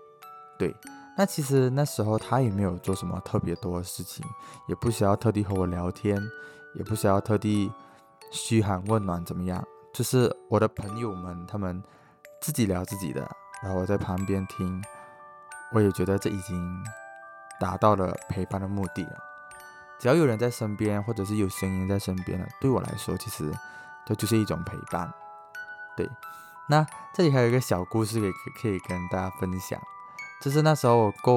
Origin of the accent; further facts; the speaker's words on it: Malaysia; moved away as an adult; now in Taiwan; 主要是因为那个时候我从马来西亚来到台湾，就是直接。